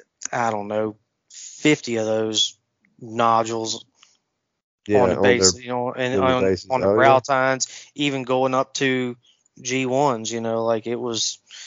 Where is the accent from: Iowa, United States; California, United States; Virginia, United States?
Virginia, United States; Louisa County; where I grew up in Louisa County, which is, you know, central Virginia between Richmond and Charlottesville